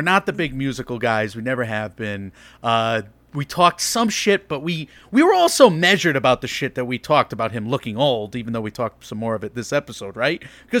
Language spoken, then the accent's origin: English; New York, United States; Like, I am making rookie mistakes again as a New Yorker.